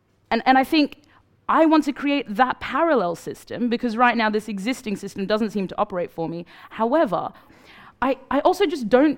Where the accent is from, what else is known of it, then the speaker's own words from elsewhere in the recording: Sudan; I'm from Sudan, right? So, like, been there.